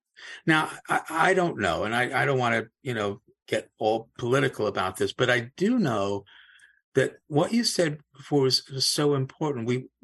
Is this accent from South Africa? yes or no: yes; Cape Town, Western Cape, South Africa; now in United States; I wasn't born in the United States. I was born in Cape Town, South Africa, was a British subject, didn't move here until the 60s or so.